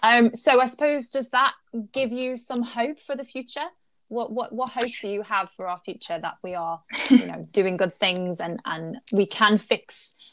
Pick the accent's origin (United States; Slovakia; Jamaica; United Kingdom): United Kingdom; Liverpool, North West England; as a Scouser, as someone who is from Liverpool